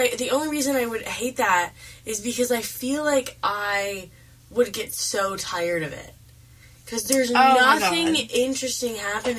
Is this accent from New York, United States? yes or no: yes; Rochester, New York, United States; moved away as an adult; I'm from Rochester, New York, man.